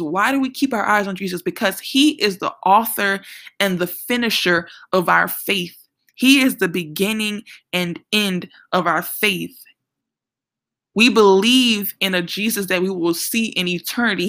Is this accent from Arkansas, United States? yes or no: no; New Orleans, Louisiana, United States; I'm from New Orleans